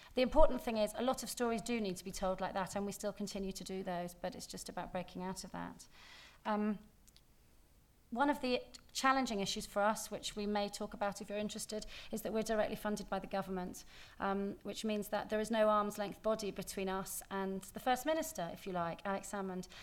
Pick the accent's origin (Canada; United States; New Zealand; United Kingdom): United Kingdom; England; moved away as an adult; now in Scotland; being English